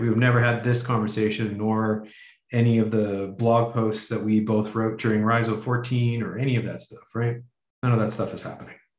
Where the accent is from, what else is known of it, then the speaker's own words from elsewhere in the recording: Canada; Canadian white heterosexual male